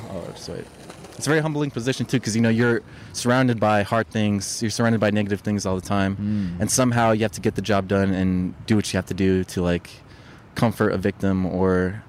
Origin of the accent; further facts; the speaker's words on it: Long Beach, California, United States; I'm actually not from here. I'm from Long Beach. It's like 30 minutes away from here.